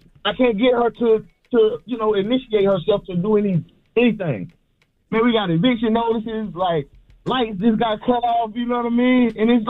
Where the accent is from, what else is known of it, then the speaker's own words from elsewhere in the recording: Georgia, United States; I grew up, I was raised in Georgia, you know, so by my grandparents.